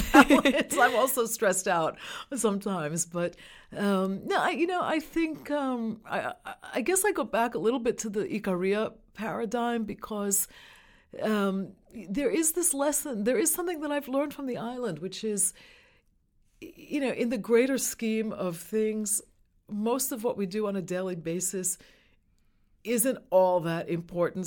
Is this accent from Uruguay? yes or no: no; New York City, New York, United States; I grew up in New York City.